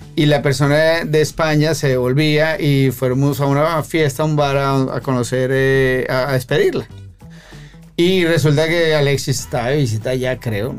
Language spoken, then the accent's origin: Spanish; Bogotá, Colombia; moved away as an adult; yo soy colombiano. ¿Cómo? Bogotano